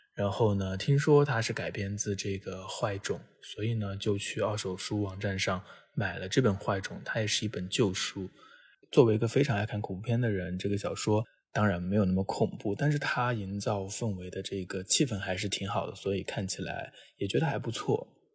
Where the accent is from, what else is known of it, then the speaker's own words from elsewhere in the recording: China; 作为一个中国人